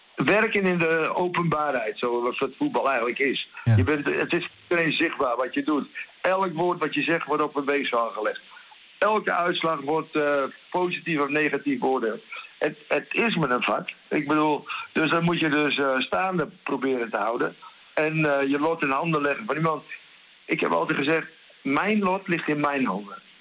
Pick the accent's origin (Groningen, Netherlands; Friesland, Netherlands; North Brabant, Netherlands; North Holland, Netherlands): Groningen, Netherlands; accent: Gronings; now in Spain